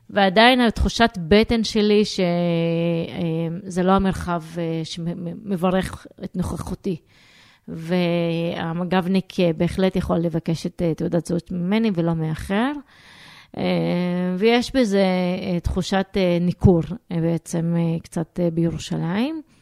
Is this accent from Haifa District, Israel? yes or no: no; Jerusalem, Jerusalem District, Israel; Hebrew is a second language; אני גדלתי בתור אה, ירושלמית, במקום מעורב לגמרי, שיחקתי עם ילדים יהודים, רכשתי עברית מהרחוב